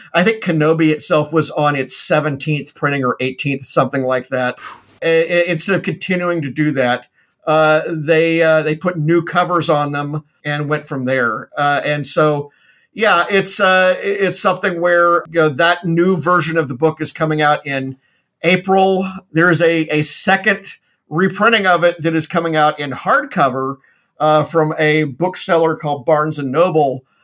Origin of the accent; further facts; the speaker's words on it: Memphis, Tennessee, United States; moved away; my hometown in uh, in Memphis, Tennessee